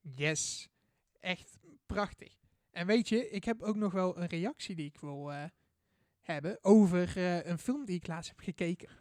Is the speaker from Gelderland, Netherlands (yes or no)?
no; Boxtel, North Brabant, Netherlands; Ik ben 19 jaar oud en ik kom uit Bokstel